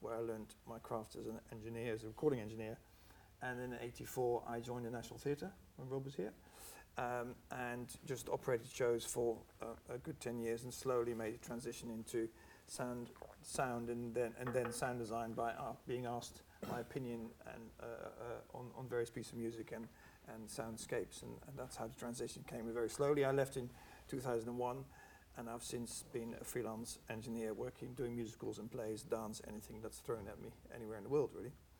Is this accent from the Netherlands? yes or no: yes; Netherlands; moved away as an adult; now in England; I came from Holland, I did a course in Holland where to be an instrument maker